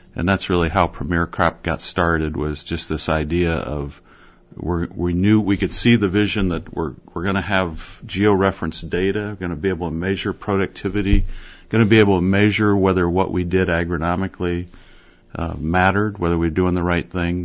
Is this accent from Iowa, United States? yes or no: yes; Fairfield, Iowa, United States; Southeast Iowa, Fairfield.